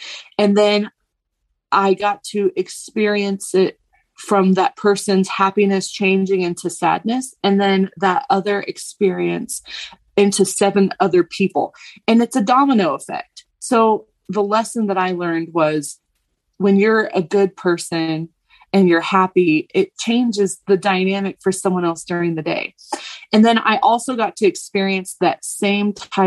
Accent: the South, United States; I'm from the South

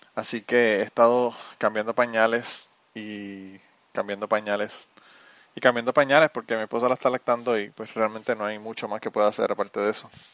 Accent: Utuado, Puerto Rico; mi pueblo de Utuado, en Puerto Rico

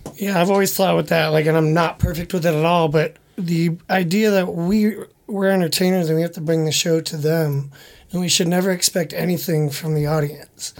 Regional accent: Chicago suburbs, Illinois, United States; moved away; I'm from the Chicago suburbs

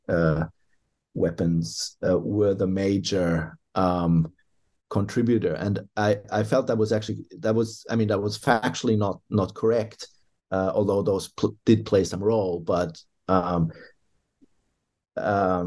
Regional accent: Germany; now in Australia; I hail from Germany originally

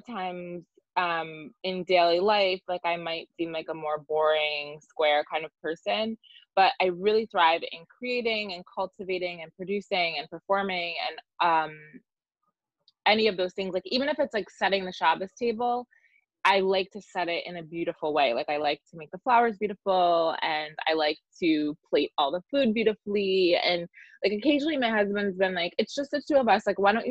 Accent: Jersey Shore, New Jersey, United States; now in Brooklyn, United States; I grew up in New Jersey, on the Jersey Shore.

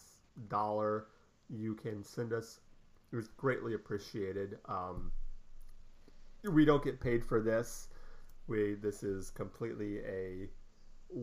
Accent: Scotland, United Kingdom; being Scottish

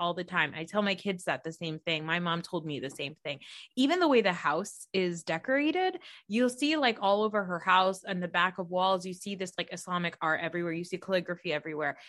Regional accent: New Jersey, United States; I'm a Pakistani American woman from New Jersey

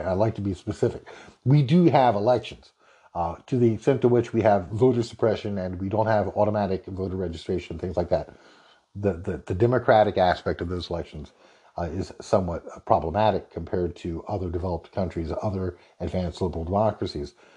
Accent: North Carolina, United States; North Carolina, my home state.

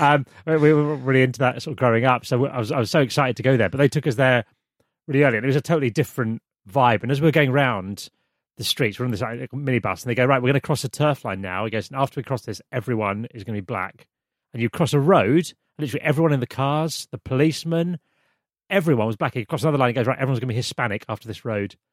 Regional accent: United Kingdom; moved away as an adult; now in Vancouver, Canada; I'm, I'm from the U K

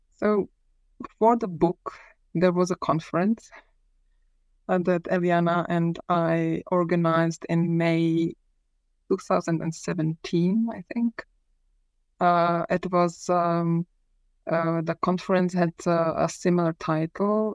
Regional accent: Prague, Czechia; I was born in Prague uh, in the early 1970s, which means that um, I spent my childhood

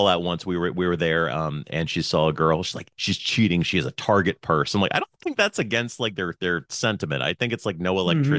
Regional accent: Pennsylvania, United States; moved away; I was born in Pennsylvania.

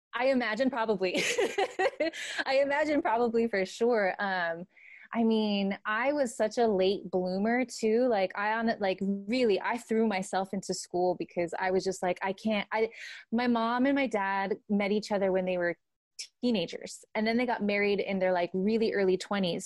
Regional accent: Santa Ana, California, United States; I grew up in Santa Ana, uh, California

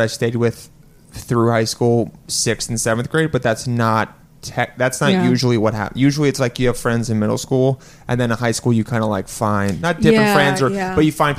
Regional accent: Los Angeles, California, United States; moved away; I was born here, but I grew up in LA.

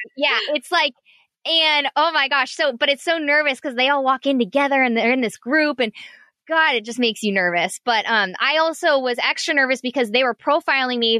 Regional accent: Orange County, California, United States; also born or lived in San Diego; I grew up in Orange County

